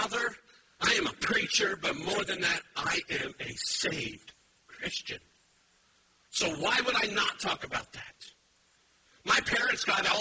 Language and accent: English; United States; I like being American. I like this land.